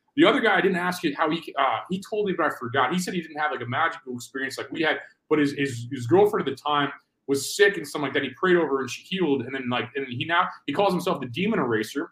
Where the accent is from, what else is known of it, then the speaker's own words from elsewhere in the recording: Missouri, United States; I'm from Missouri, we have similar values probably